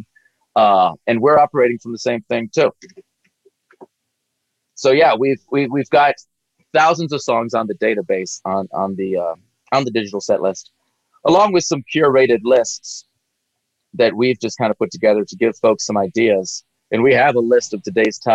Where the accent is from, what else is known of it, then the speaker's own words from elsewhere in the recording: Gulf Coast of Mississippi, United States; originally I'm from the Gulf Coast of Mississippi. So I grew up on the Gulf Coast